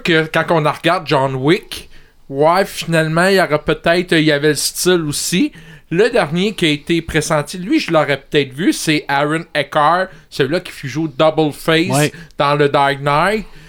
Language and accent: French; Montreal, Quebec, Canada; je viens de Montréal